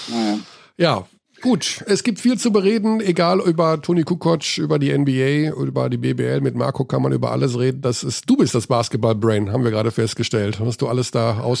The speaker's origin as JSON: {"language": "German", "town": "Hagen", "region": "North Rhine-Westphalia", "country": "Germany", "tie": "born or raised there", "said": "das ist für mich relativ einfach, weil er aus meiner Heimatstadt kommt."}